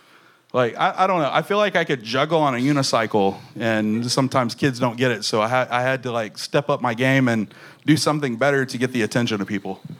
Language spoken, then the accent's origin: English; Taylor, Texas, United States; I'm from Taylor, Thrall, in that area